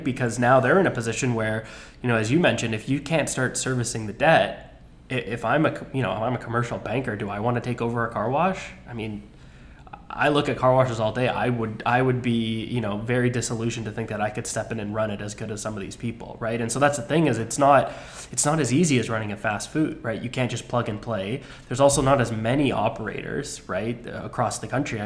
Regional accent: Canada; I'm Canadian

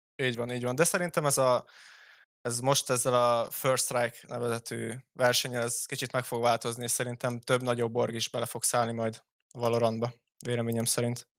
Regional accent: Hungary; magyarok vagyunk

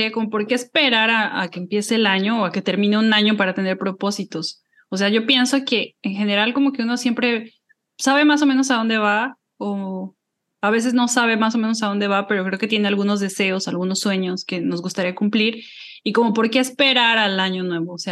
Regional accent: Mexico City, Mexico; moved away as an adult; soy comunicadora, creadora de contenido, soy originaria de la Ciudad de México, vivo en el Cono Sur desde hace 10 años más o menos

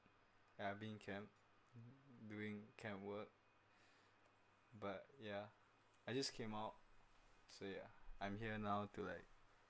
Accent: Philippines; I'm Filipino

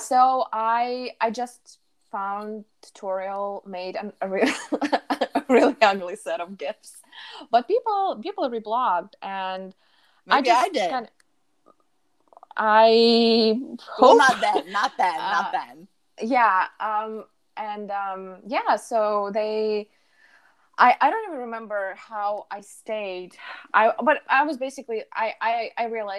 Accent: Saint Petersburg, Russia; I'm from St. Petersburg, Russia

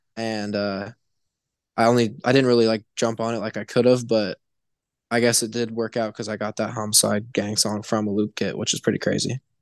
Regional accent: Indianapolis, Indiana, United States; now in Cincinnati, United States; I'm from, uh, Indianapolis, Indiana, kind of middle of nowhere

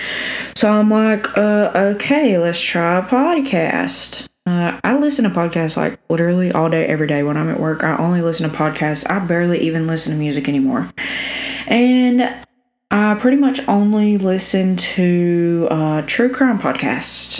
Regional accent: South Alabama, United States; accent: cornbread; I'm from South Alabama, if you can't tell by the cornbread accent.

